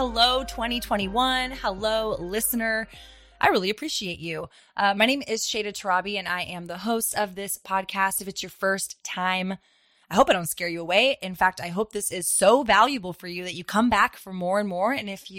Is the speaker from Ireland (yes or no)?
no; Austin, Texas, United States; I actually own a CBD brand based in Austin, Texas, my hometown.